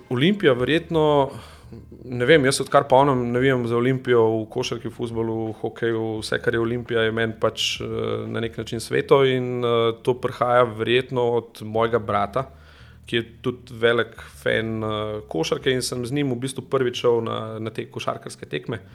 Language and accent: Slovenian; Domžale, Central Slovenia, Slovenia; jaz prihajam iz Domžale